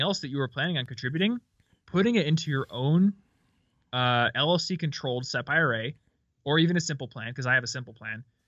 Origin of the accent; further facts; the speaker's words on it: Midwest, United States; I'm from the Midwest